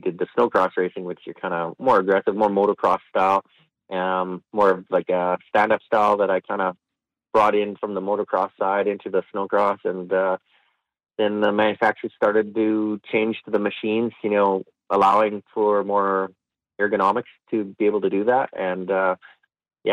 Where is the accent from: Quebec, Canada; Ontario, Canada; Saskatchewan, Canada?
Saskatchewan, Canada; I'm from Saskatchewan, so we have big summers and big winters